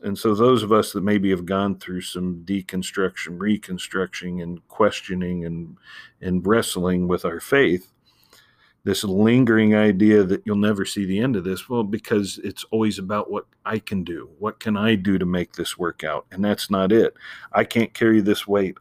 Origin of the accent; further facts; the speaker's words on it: Ohio, United States; growing up in Ohio